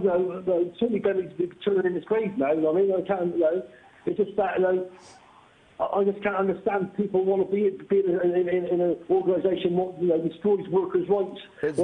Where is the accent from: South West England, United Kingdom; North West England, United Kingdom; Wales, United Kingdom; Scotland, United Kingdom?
South West England, United Kingdom; Bristol; I come from Bristol